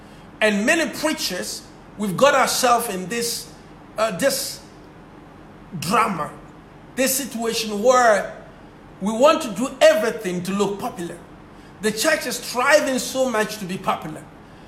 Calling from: Ghana; and I'm speaking from Ghana, so it's an afternoon here.

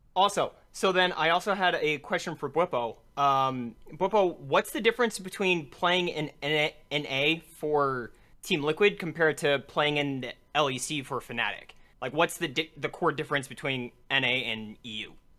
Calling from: Chicago, Illinois, United States; I'm calling from Chicago

